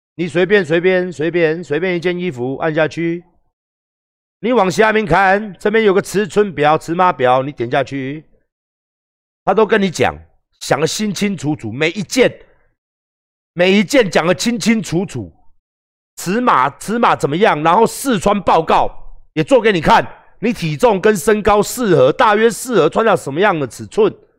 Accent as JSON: {"language": "Chinese", "country": "Taiwan", "said": "我们台湾人的产业"}